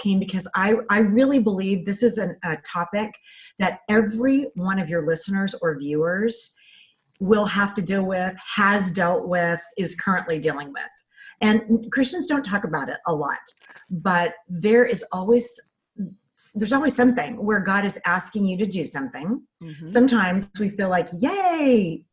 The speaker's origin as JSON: {"language": "English", "region": "California", "country": "United States", "said": "We moved to Santa Barbara, California, cause we're from California"}